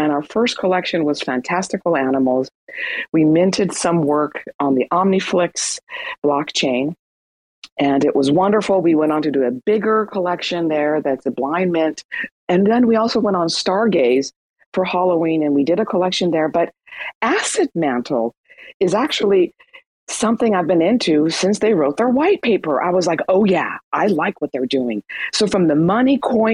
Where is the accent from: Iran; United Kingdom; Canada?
Iran; moved away; I'm Iranian. I was born in Iran.